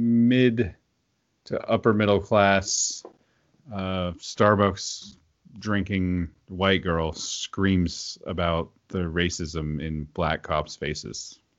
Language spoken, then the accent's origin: English; United States; I was raised in the Midwest/South, and then I joined the military. So I say sir and ma'am like a lot.